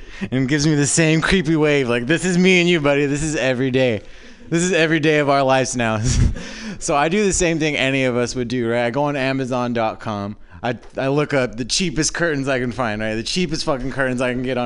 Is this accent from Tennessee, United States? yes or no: no; Southern California, United States; moved away as an adult; now in San Francisco, United States; I'm originally from Southern California